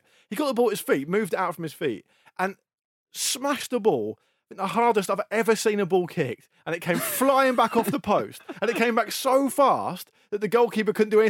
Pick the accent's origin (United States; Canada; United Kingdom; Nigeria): United Kingdom; I grew up on the South Coast. It's windy all the time.